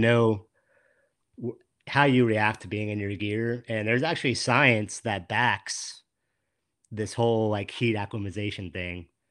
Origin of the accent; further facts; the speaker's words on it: West Palm Beach, Florida, United States; moved away as an adult; now in Central Florida, United States; I grew up in West Palm